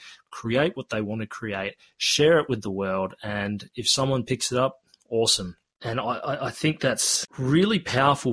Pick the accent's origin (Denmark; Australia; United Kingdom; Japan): Australia; accent: Australian; I do have an Australian accent, and you may be curious as to why is there this Australian guy trying to teach me how to speak te reo Māori. Well, look, I was born and raised here in Australia